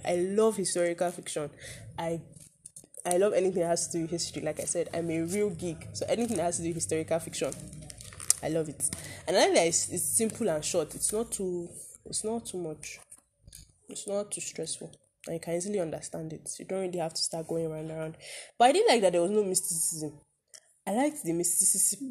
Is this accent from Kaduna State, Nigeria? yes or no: yes; Zaria, Kaduna State, Nigeria; we are from Zaria in Kaduna State